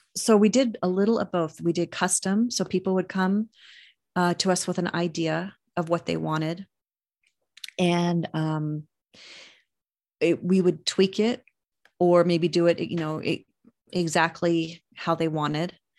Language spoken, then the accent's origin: English; Reno, Nevada, United States; also born or lived in Sparks, Nevada; growing up in Reno